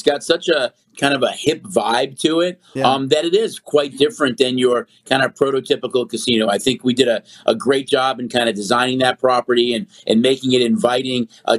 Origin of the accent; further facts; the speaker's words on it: Chicago, Illinois, United States; now in Las Vegas, United States; I'm from Chicago